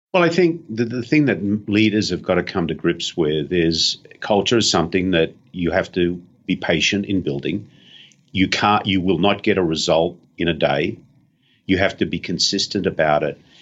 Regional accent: Australia; being an Aussie

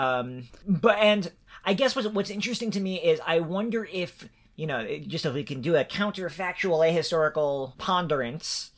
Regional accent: New York, United States; now in Ohio, United States; I'm originally a New Yorker

